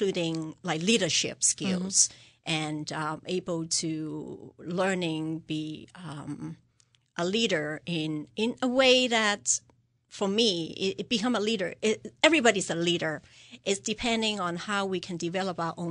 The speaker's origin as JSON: {"language": "English", "country": "Hong Kong", "tie": "born or raised there", "moved": "yes", "lives_now": "Simsbury, United States", "said": "I grew up in Hong Kong"}